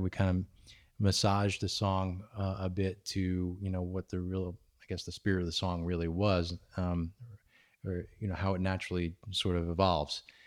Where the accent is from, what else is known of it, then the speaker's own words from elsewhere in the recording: New York, United States; moved away; I'm originally from New York